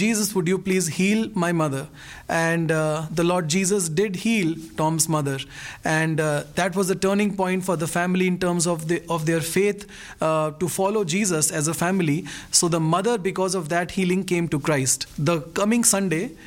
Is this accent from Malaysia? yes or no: no; India; I'm a pastor from India